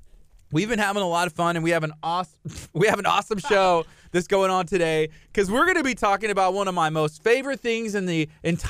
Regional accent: Angleton, Texas, United States; Actually, from my hometown as well. You know, just good things happen there. So shout out to Angleton, Texas.

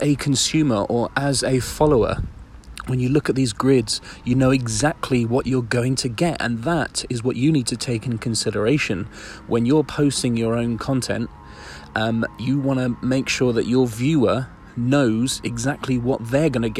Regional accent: Isle of Wight, South East England, United Kingdom; I'm right on the beachfront on the Isle of Wight, on my hometown

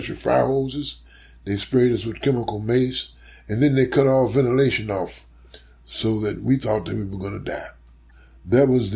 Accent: St. Louis, Missouri, United States; moved away as an adult; also born or lived in New York; now in Chicago, United States; growing up in St. Louis

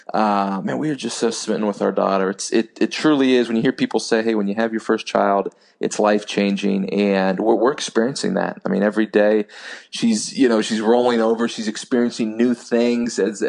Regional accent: Texas, United States; growing up in the state of Texas

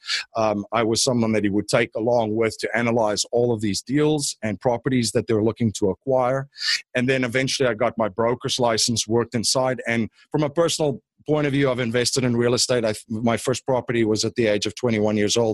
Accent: Stellenbosch, Western Cape, South Africa; moved away as an adult; now in United States; I'm actually originally from South Africa. I grew up in a town called Stellenbosch, about 45 minutes outside of Cape Town

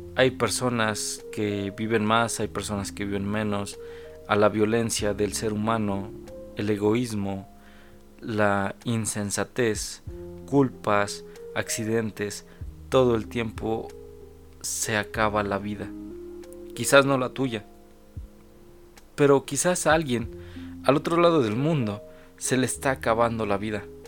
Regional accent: Mexico; mi país, el cual es México

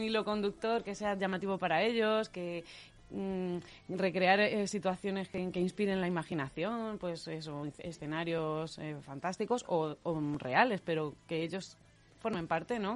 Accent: Leganés, Community of Madrid, Spain; en Radio Leganés, que además somos todos de Leganés

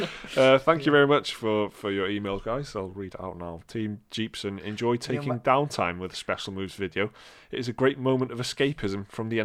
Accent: United Kingdom; Because we're British

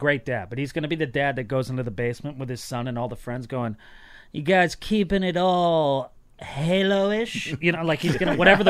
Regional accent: New England, United States; moved away as an adult; now in Los Angeles, United States; Where I grew up in New England

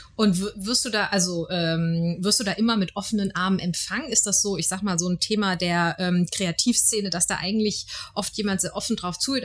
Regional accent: Frankfurt, Hesse, Germany; als Frankfurter ist man ja manchmal eben so hier in unserer schönen Stadt unterwegs

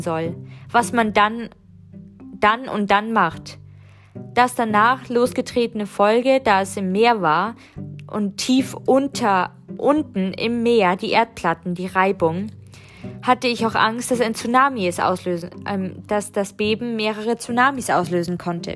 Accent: Germany; als Westliche, als Deutsche

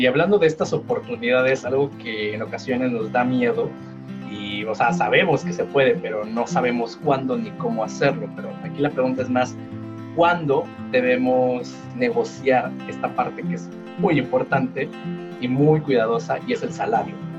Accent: Mexico; nuestra cultura empresarial que tenemos como mexicanos

